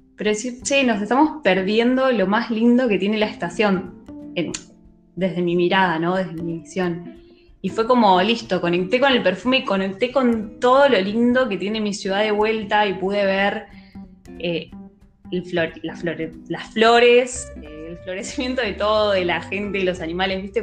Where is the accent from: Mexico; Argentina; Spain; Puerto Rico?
Argentina; Quilmes, Buenos Aires Province; yo soy de Quilmes y es como un ícono de mi ciudad